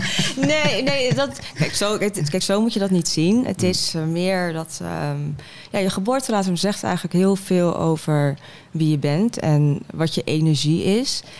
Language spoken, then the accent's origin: Dutch; Heerhugowaard, North Holland, Netherlands; moved away; also born or lived in Den Helder / Rotterdam / Amsterdam; En ik ben opgegroeid in Heer Hugo Waard